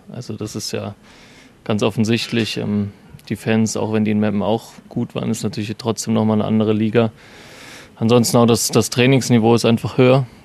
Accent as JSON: {"language": "German", "town": "Erfurt", "region": "Thuringia", "country": "Germany", "said": "Als Erfurter ist Dresden natürlich immer so was sehr, sehr Großes"}